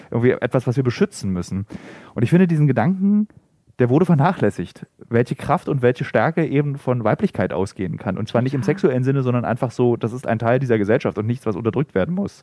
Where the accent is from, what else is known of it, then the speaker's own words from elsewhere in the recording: the East, eastern Germany, Germany; now in Berlin, Germany; also ich komme aus dem Osten